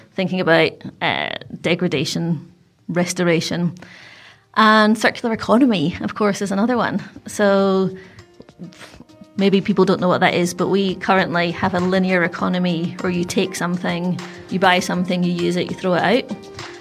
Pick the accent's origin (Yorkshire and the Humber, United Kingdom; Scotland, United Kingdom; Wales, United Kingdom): Scotland, United Kingdom; Glasgow; now in Australia; I grew up in Glasgow, in Scotland, in the eighties, um, in the suburbs